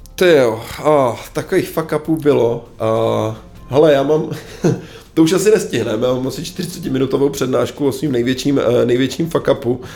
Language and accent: Czech; Czechia; já jsem Čech